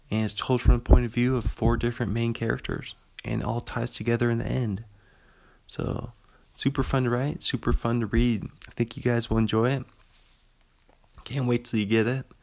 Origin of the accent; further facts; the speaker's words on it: Pullman, Washington, United States; I'm from Pullman. Still sitting in my apartment room looking out the window from the second floor of a coffee house uh, across the street from Washington State University over here.